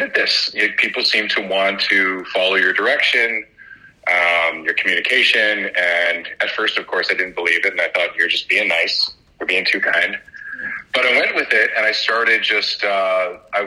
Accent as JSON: {"language": "English", "town": "Vancouver", "region": "British Columbia", "country": "Canada", "tie": "born or raised there", "also_born_or_lived": "Kilwinning, Scotland / Alberta", "said": "We were the first generation of immigration over to Scotland and then over to Canada. I think when I was about three, my parents and many other Scottish folks during a depression in Scotland decided that the promised land was Vancouver."}